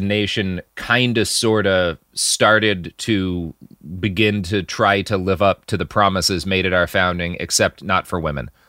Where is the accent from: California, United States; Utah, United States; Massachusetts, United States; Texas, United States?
Texas, United States; As a Texan